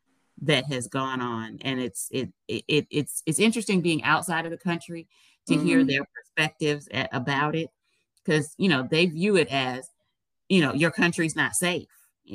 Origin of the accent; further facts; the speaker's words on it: United States; she heard my accent. She was like, are you from the United States? I said, yeah.